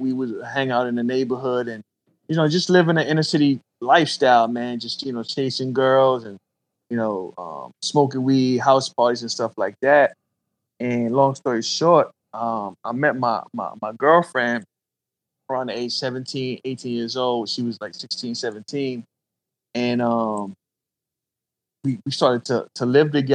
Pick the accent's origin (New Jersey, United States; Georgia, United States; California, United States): Georgia, United States; Columbus; also born or lived in Brooklyn, New York; I grew up right in the trap, bro, South Columbus, and grew up single parent home in the beginning. My father actually died when I was 10. We moved from New York, from Brooklyn, after my father died.